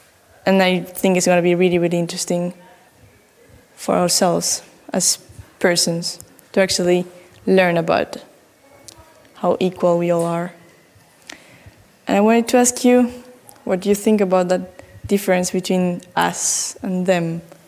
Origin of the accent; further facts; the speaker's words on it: Argentina; English is a second language; Again, I am … from Argentina, and I wanted to tell you a little bit about the project I'm making back home.